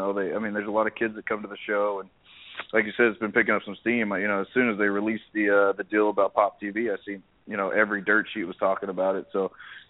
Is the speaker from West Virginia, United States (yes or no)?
no; Texas, United States; I was born and raised in Texas